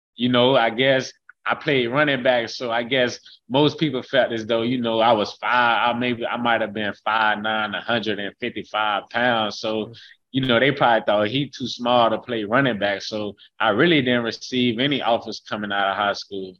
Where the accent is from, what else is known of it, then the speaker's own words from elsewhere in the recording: Haines City, Florida, United States; I'm from from Haines City, Florida, and that's that's where I call my hometown, Haines City, Florida. That's where I grew up.